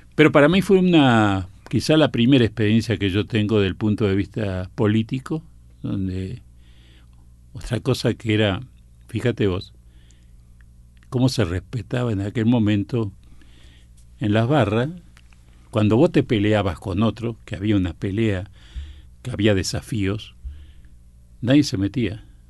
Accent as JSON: {"language": "Spanish", "region": "Buenos Aires", "country": "Argentina", "tie": "born or raised there", "said": "voy a vivir a la Boca y vivía a una cuadra de la cancha de Boca"}